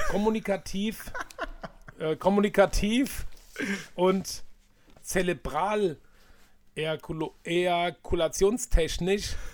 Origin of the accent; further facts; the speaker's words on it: Hanau, Hesse, Germany; ich bin ja in der Hanauer Innenstadt groß geworden, für all die, die das nicht wissen.